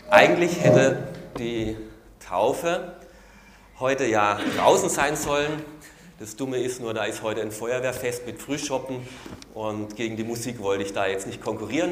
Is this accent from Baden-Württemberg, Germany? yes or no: yes; Baden-Württemberg, Germany; also born or lived in Carinthia, Austria; now in Austria; ich komme aus Baden-Württemberg, da ist alles hinten mit Le, Stinkerbächle